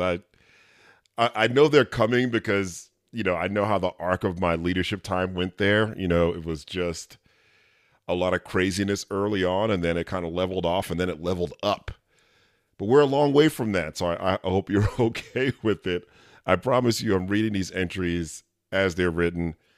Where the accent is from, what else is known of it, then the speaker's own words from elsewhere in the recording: New York City, New York, United States; moved away; I'm from New York City, and though I haven't lived there in a long time